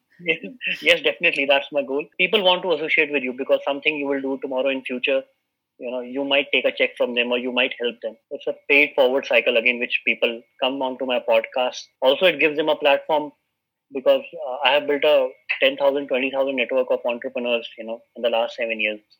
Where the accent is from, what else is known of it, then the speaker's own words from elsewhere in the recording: Uttar Pradesh, India; moved away as an adult; now in Delhi, India; I am also from Uttar Pradesh. I migrated to Delhi for my entrepreneurial journey